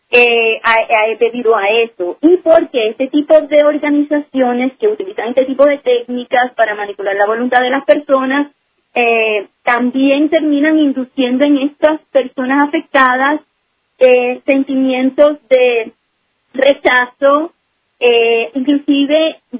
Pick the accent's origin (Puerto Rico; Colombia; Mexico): Puerto Rico; now in New Jersey, United States; yo nací en Puerto Rico de ciudadanía en Puerto Rico, sí.